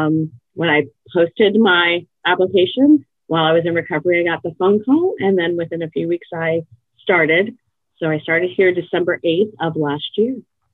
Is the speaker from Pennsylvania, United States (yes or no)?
no; New York, United States; I came from New York, and I worked in different agencies.